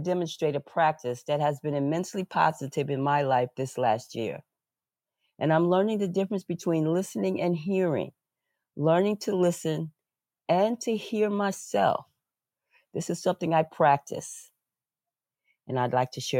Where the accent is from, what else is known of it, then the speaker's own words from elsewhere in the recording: New York, United States; I was born in New York in a large talking, loud talking family.